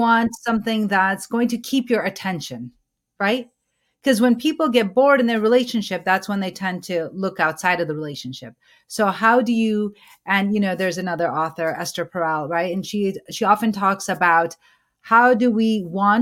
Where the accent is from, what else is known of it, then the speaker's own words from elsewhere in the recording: Pakistan; both you and I come from Pakistan